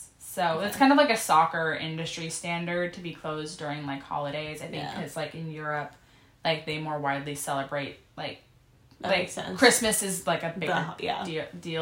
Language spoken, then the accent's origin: English; Anaheim, California, United States; moved away; I was born in Anaheim